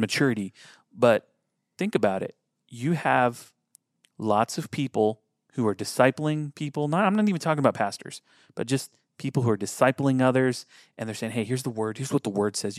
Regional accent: United States; our brains being American

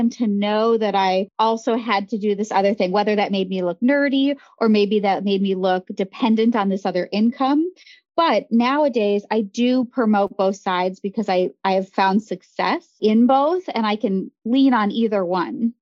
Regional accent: Grand Forks, North Dakota, United States; now in Chicago, United States; I grew up in Grand Forks, North Dakota

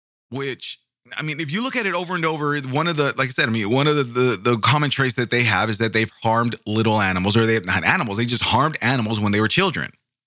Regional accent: Bakersfield, California, United States; I grew up in the San Joaquin Valley. And it was a lot of the areas, I mean, not in my specific area in Bakersfield, California

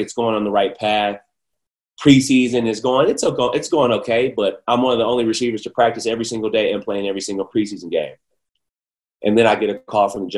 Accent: Bloomfield Hills, Michigan, United States; I come from Bloomfield Hills, which is the suburbs of Detroit

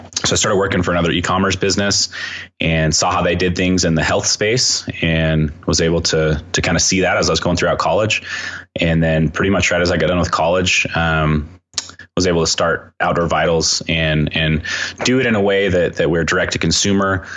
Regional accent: Southern Utah, United States; also born or lived in Cedar City, Utah; I grew up in Southern Utah. The town I grew up in was about 7,000 people

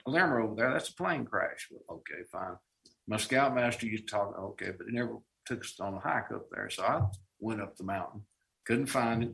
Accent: Canton, North Carolina, United States; now in Asheville, United States; my hometown of Canton

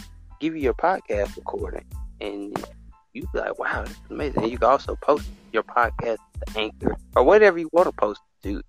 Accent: Alabama, United States; I'm from America, but I'm from Alabama

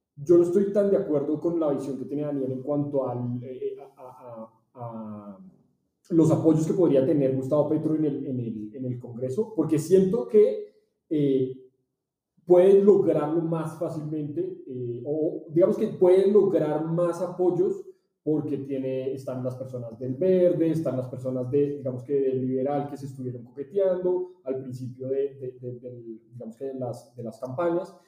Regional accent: Colombia; como colombianos

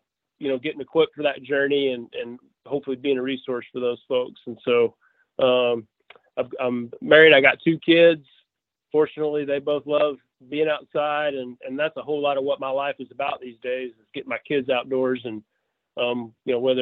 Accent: just outside of Memphis, East Arkansas, United States; So I'm kind of born and raised in Arkansas. I still live in Arkansas. I grew up just outside of Memphis on the Arkansas side in East Arkansas

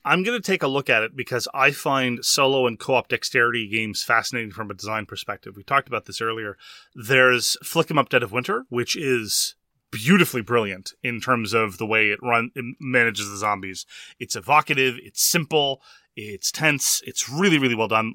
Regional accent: Quebec, Canada; I'm from Quebec

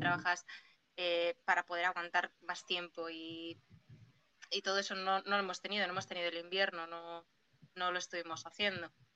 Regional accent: Spain; Yo no soy de Castro, yo soy de Porto

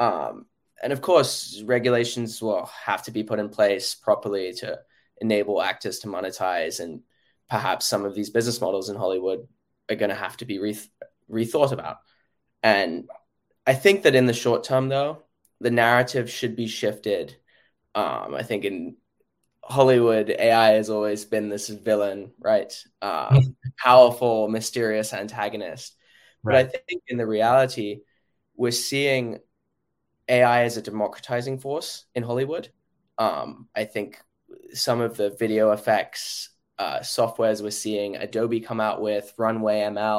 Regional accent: London, United Kingdom; now in New York, United States; I'm from London

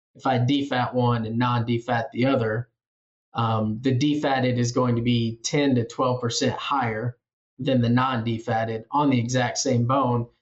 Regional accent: Iowa Falls, Iowa, United States; moved away as an adult; also born or lived in Manhattan, Kansas; now in Kansas, United States; I'm originally from Iowa Falls, Iowa

